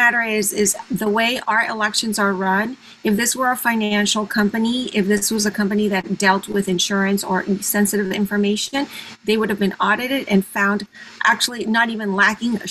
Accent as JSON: {"language": "English", "country": "Venezuela", "tie": "born or raised there", "also_born_or_lived": "Panama / Mexico", "moved": "yes", "lives_now": "United States", "said": "I was born in Panama and I grew up in Venezuela and I was educated in Mexico"}